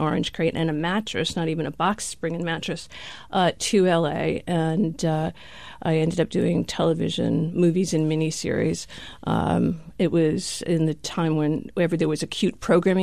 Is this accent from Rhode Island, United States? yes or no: yes; Rhode Island, United States; moved away as an adult; also born or lived in New York; I grew up in Rhode Island. I moved to New York to go to NYU